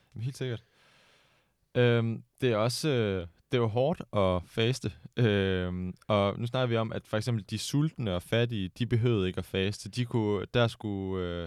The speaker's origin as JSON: {"language": "Danish", "country": "Denmark", "said": "den kristne tradition, vi er vant til her hjemme i Danmark"}